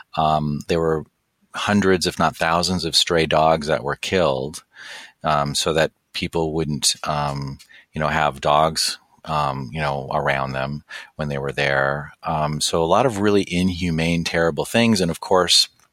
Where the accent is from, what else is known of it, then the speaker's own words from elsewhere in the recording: Santa Monica, California, United States; I grew up in Los, in Santa Monica and I was at UCLA in college